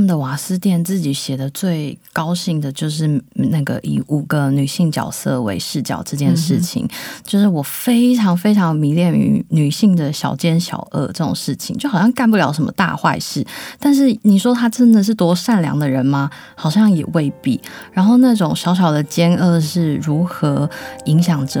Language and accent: Chinese; Yilan, Yilan County, Taiwan; 他他每几年就会问我说：“哎，你的故乡在哪里？”只要我说宜兰市，而非察哈尔，他就会勃然大怒